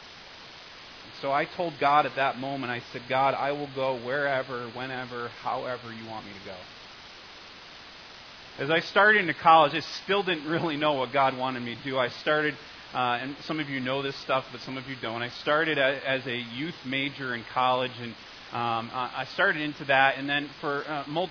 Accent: Connecticut, United States; I'm from Connecticut

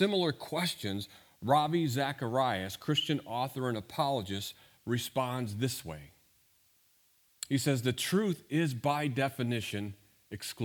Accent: St. Louis, Missouri, United States; I grew up in St. Louis

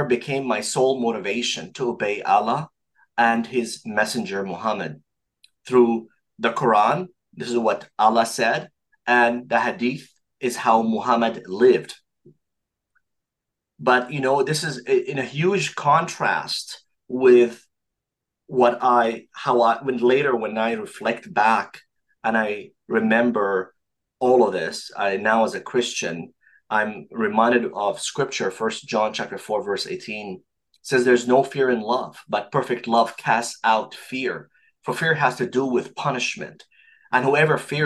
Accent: Saudi Arabia; now in Montreal, Canada; I was born and raised in Saudi Arabia to an Egyptian father and a Saudi mother.

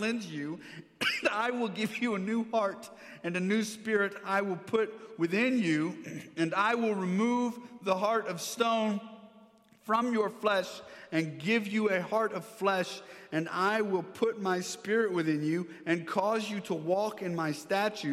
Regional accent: Maryland, United States; now in Texas, United States; I grew up here in Maryland, went to high school, went to this church

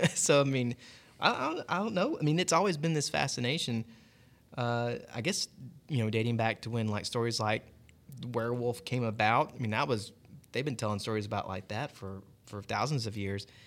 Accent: Cobb County, Georgia, United States; now in Gwinnett County, United States; I grew up in Cobb, so now living over here in Gwinnett, close to Lake Lanier

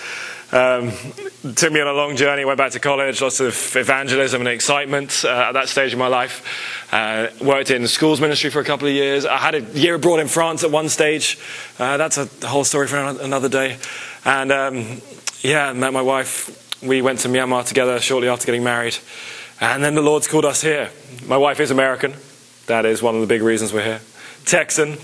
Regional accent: England, United Kingdom; moved away; I was raised in England

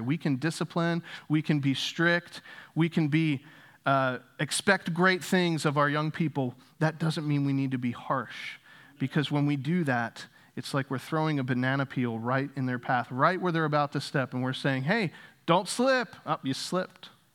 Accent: Northeast, United States; moved away as an adult; also born or lived in Louisville, Kentucky; I grew up in the Northeast

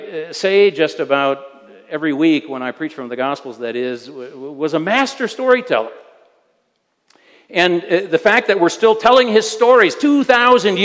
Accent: United States; moved away; I am an American

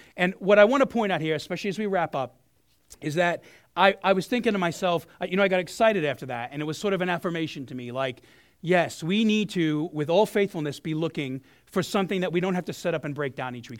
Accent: New York City, New York, United States; moved away; I'm a South Brooklyn kid

